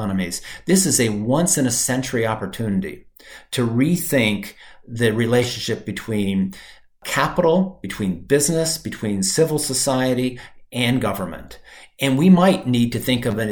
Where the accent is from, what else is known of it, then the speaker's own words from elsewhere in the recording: Michigan, United States; moved away; also born or lived in Brazil; I grew up in Michigan.